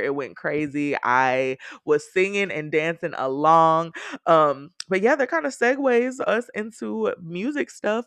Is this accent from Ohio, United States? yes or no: no; Texas, United States; I am definitely a Texan who prefers 60 degree weather